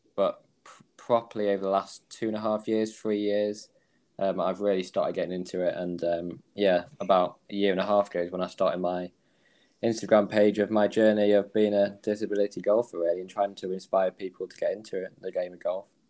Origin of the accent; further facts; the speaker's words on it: Manchester, North West England, United Kingdom; I'm from Manchester in England.